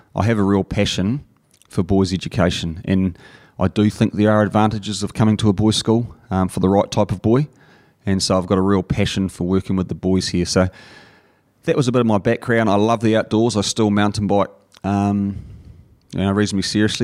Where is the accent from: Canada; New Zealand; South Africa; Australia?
New Zealand; Napier, Hawke's Bay; I grew up in Napier